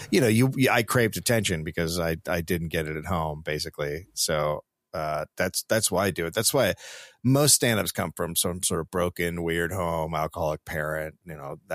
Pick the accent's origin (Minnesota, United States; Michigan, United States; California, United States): California, United States; Marin County; I'm yeah. from Marin